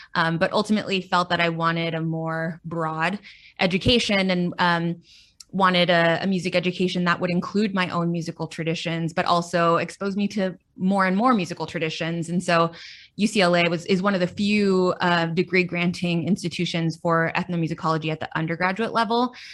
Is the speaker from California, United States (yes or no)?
yes; Central Valley, California, United States; now in Los Angeles, United States; when I was about eight years old, my parents moved up to the Central Valley.